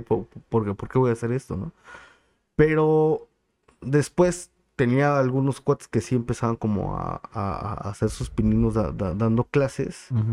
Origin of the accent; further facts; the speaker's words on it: Chilpancingo, Guerrero, Mexico; also born or lived in State of Mexico; soy original, nacido y crecido de aquí de, Chilpancingo